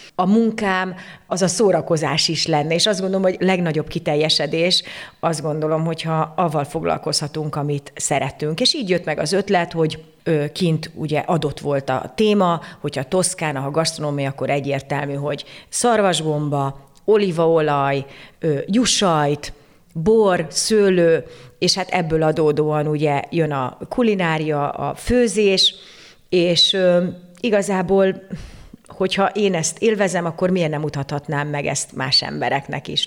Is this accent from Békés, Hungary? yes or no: no; Székesfehérvár, Fejér, Hungary; moved away as an adult; also born or lived in Budapest / Tuscany, Italy; Székesfehérvári vagyok, itt, itt születtem, itt, itt jártam gimnáziumban, gimnáziumban, főiskolára, tehát tulajdonképpen itt, itt töltöttem 35 évemet